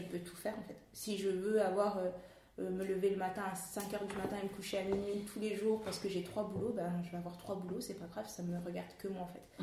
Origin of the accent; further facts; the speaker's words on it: Paris region, Île-de-France, France; moved away as an adult; also born or lived in Canada; je suis née en région parisienne